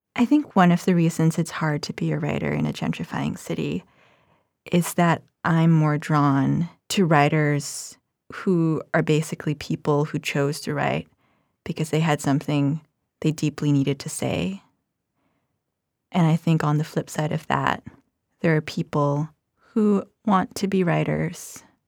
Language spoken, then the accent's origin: English; Philippines; moved away; I grew up in the Philippines